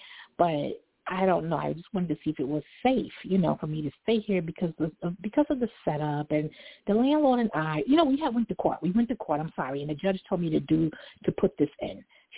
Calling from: New York City, New York, United States; I'm calling from Brooklyn.

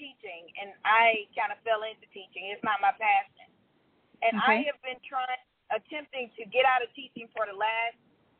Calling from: Georgia, United States; I'm calling from Georgia.

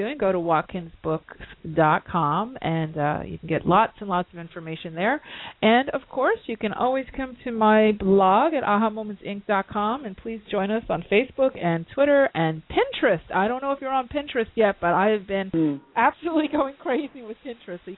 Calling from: London, United Kingdom; I'm calling in from London, uh, you know, at the midnight.

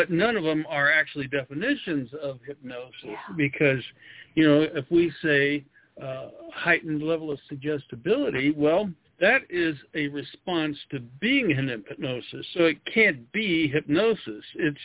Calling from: Denver, Colorado, United States; Well, I'm outside of Denver, Colorado, a little ways.

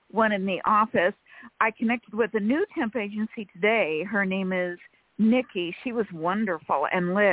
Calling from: Sacramento, California, United States; from sacramento california

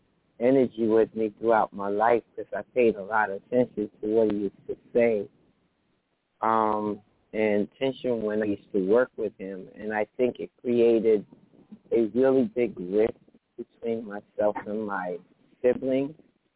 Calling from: New Jersey, United States; I'm calling from New Jersey.

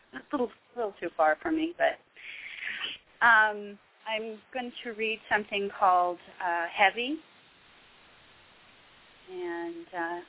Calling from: Santa Clarita, California, United States; right now, I'm calling from Santa Clarita.

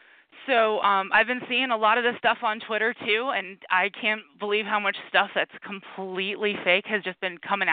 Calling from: Philadelphia, Pennsylvania, United States; I am calling from Philadelphia

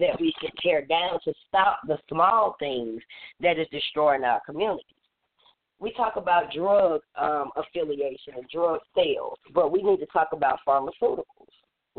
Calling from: Atlanta, Georgia, United States; I'm calling from Atlanta, Georgia, the chairwoman of Third Generation Panthers.

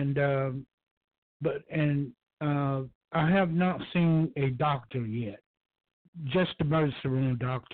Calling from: Georgia, United States; I'm calling from Georgia.

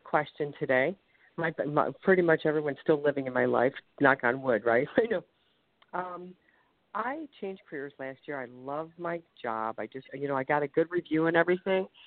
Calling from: Ohio, United States; calling from Ohio

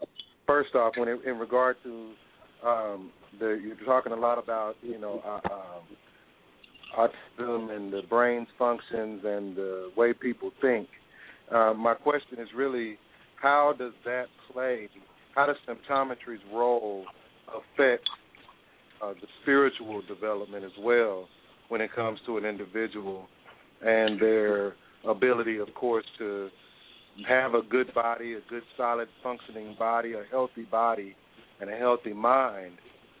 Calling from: Dallas, Texas, United States; I'm calling from the Dallas, Texas area.

